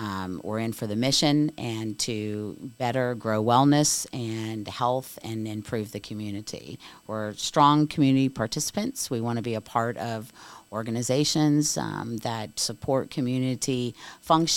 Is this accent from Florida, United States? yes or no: yes; Daytona Beach, Florida, United States; I'm a Daytona Beach native. I was born and raised in Daytona Beach